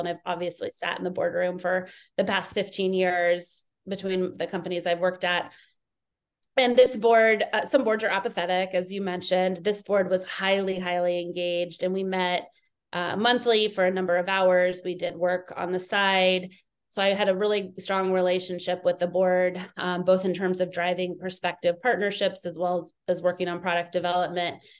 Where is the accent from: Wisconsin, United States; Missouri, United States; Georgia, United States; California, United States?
California, United States; Southern; also born or lived in East Coast; I grew up in California